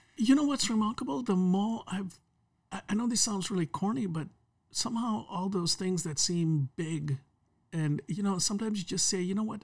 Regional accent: Kenya; moved away; I grew up in Kenya, uh, under the British colony system

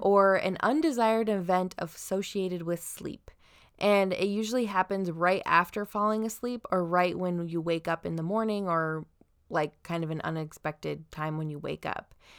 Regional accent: Southern Idaho, United States; now in Washington, United States; we're from Southern Idaho at first

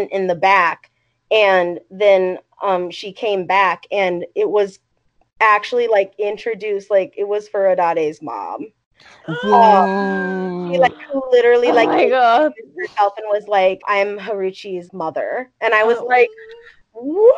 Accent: Ohio, United States; I'm from Ohio

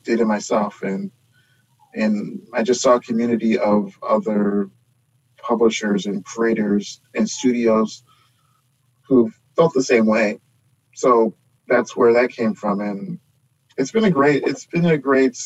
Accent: Houston, Texas, United States; I'm from Houston

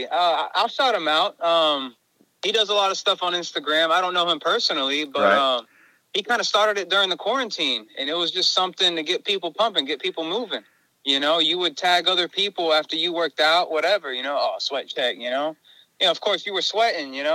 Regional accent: Jacksonville, Florida, United States; also born or lived in Bitburg Air Base, Germany; I've been in Florida all my life. My family's Puerto Rican. My parents are from Ohio. I was born in Germany.

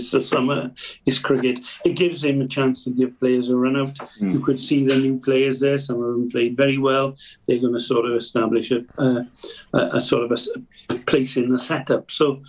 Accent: Wales, United Kingdom; Well, I'm Welsh primarily, but I'm British as well

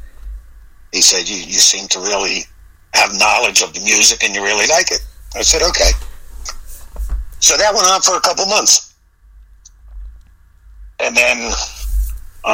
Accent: Matawan, New Jersey, United States; also born or lived in Newark, New Jersey / Gloucester Township, New Jersey; Grew up in northern Monmouth County

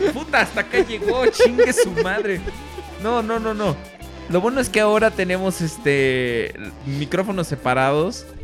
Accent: Mexico; Es parte de nuestro acervo cultural como mexicano.

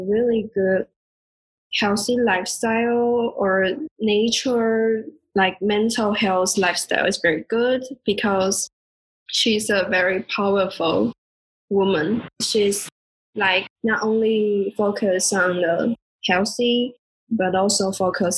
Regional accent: Taiwan; first language Mandarin; English is a second language; moved away as an adult; also born or lived in Taipei; now in Germany; I'm from Taiwan.

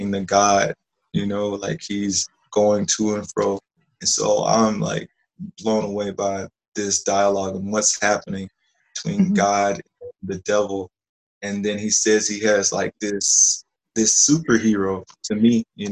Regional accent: Live Oak, Florida, United States; I grew up in Live Oak, Florida

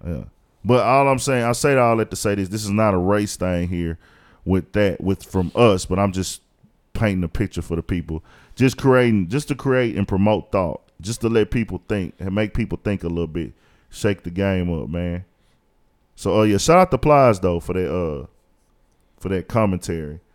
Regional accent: Houston, Texas, United States; I was born in Houston, raised in Houston. I've lived in Houston my whole fucking life

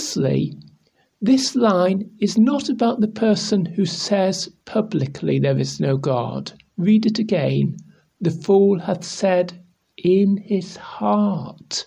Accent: England, United Kingdom; I'm Bible teacher from England

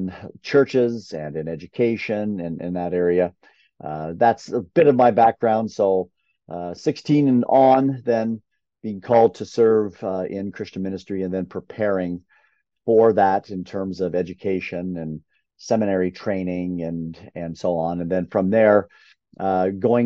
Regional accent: Canada; I grew up in Canada

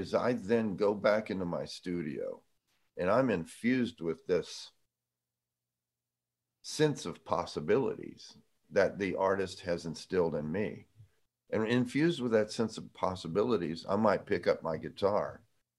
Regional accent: Jacksonville, Florida, United States; I'm from Jacksonville.

